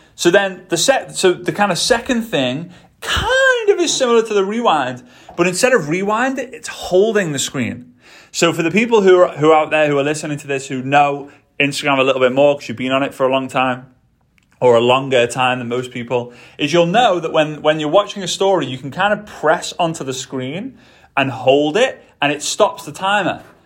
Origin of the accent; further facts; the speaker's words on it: England, United Kingdom; moved away; I'm British, right? I'm from England